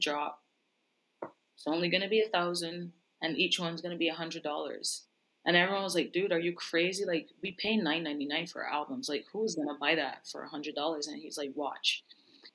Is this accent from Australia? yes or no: no; Barbados; I was born and raised in Barbados. Like, I didn't grow up in the US